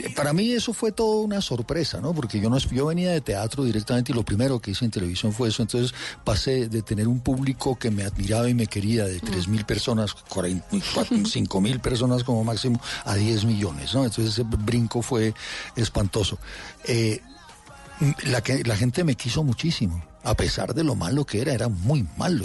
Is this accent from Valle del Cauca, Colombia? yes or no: no; Bogotá, Colombia; mis papás nos metieron en un colegio muy, muy bueno, que era el Liceo Francés, o sigue siendo el Liceo Francés, de aquí de Bogotá, y, nos fue muy bien toda la infancia